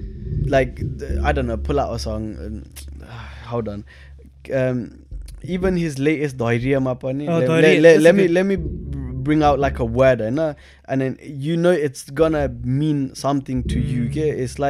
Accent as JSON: {"language": "English", "country": "United Kingdom", "said": "I think because we know what being British is, and it's so bland, like respectfully."}